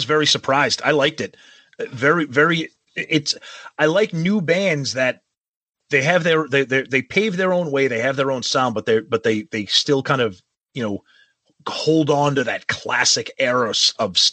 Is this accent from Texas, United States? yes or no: no; Medford, Massachusetts, United States; my hometown of Medford, Mass, because way back then there was actually a mafia initiation ceremony that was done in the heights of Medford where I grew up.